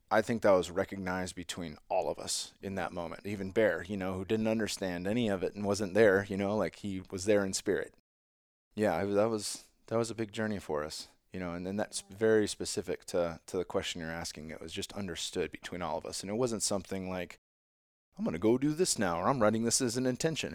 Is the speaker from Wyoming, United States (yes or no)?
no; San Jose, California, United States; my hometown of San Jose